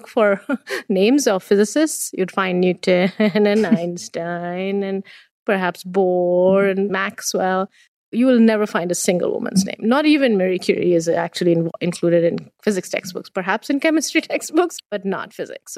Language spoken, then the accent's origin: English; India; now in Waterloo, Canada; Being born and raised in India